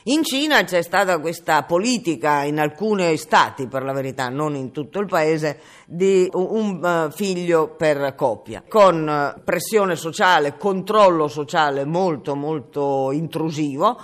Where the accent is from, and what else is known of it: Italy